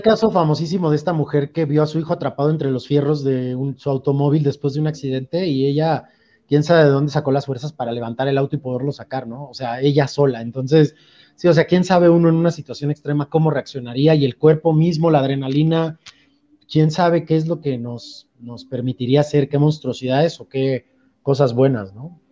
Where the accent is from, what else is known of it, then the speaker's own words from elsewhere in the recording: Veracruz, Mexico; now in Mexico City, Mexico; yo soy de Veracruz